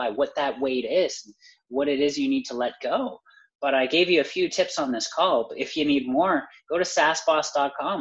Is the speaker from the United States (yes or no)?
no; Canada; I'm Canadian